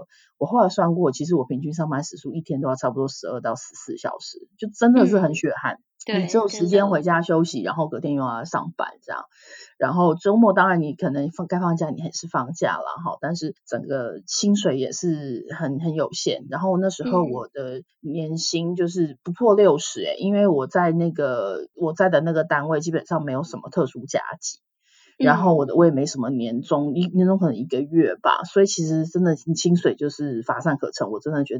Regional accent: Taiwan; moved away as an adult; now in Canada; 我是一位就是从台湾出来的呃护理人员，我在台湾是四年的安宁疗护护理师，然后到了加拿大。

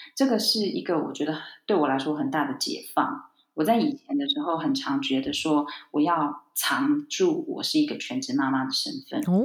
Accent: Taiwan; now in Spain; 可能会搬回台湾哦。那也是想要陪台湾的家人

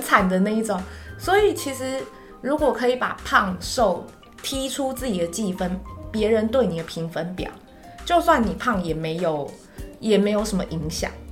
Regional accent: Taiwan; 我台湾人呢，我在台湾混

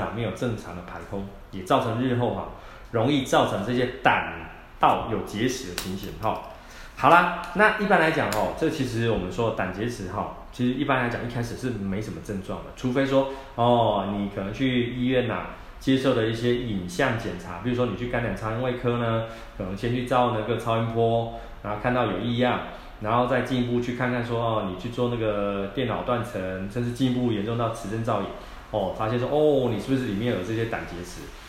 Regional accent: Taiwan; 我们台湾啊，说是美食王国啊，讲的可爱一点啊，就是说我们台湾人哦，太会乱吃了哈。

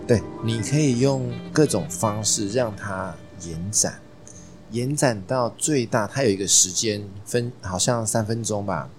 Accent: Taipei, Taiwan; 我很幸运地在万华，从小在万华长大

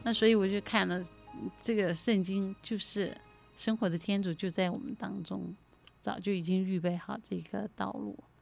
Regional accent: Taiwan; 我的父母啊， 因为他们是在一九四九年，随着中国大陆的那个， 呃， 呃， 随着部队撤退来台湾。 那刚来台湾的时候，生活很贫困，很贫穷

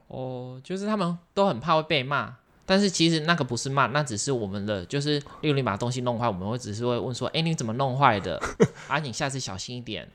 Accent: southern Taiwan, Taiwan; moved away; 我是南部人，然后我就会回家

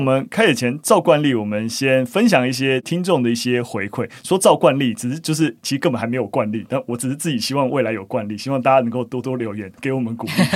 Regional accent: Gongliao, New Taipei, Taiwan; moved away; 我老家在共聊啦，那平常当然是没有住在共聊，就是我是在共聊的那个草岭古道上面的萧家庄，就是长大，所以，哦，听到是共聊国小，就，哦，有一点温暖，但我完全没有念过共聊国小

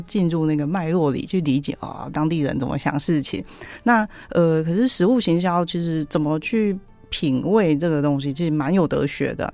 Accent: Taiwan; 我们台湾人超爱烟熏味

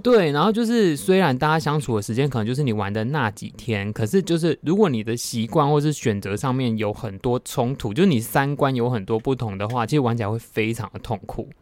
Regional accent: Taiwan; 以台湾人为耻

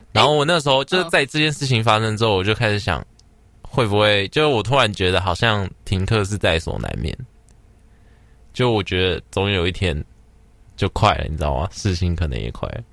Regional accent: Taiwan; 我是台湾人

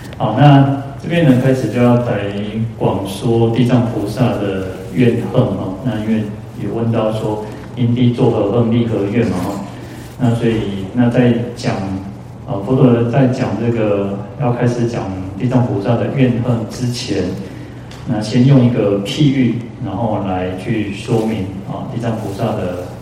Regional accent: Taiwan; 我们，哦，台湾人

